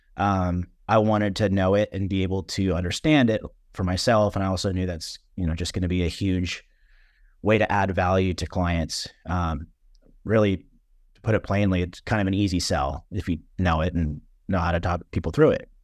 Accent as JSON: {"language": "English", "area": "Orange County", "region": "California", "country": "United States", "moved": "as an adult", "lives_now": "Nashville, United States", "said": "I'm originally from Orange County, California, Southern California."}